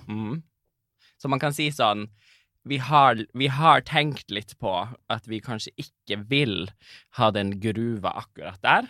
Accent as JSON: {"language": "Norwegian", "town": "Karasjok", "region": "Finnmark", "country": "Norway", "said": "jeg er jo fra Karasjok"}